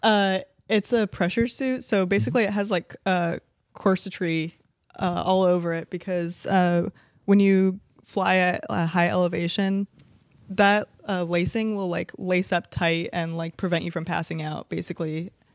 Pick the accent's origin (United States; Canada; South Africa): United States; Colorado; I'm from Colorado